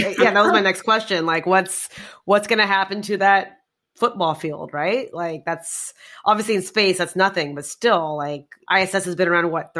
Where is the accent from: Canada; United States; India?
India; I'm Indian.